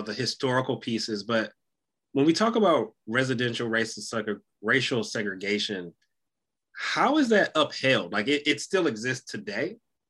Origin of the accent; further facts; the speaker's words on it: Detroit, Michigan, United States; my experience growing up in Detroit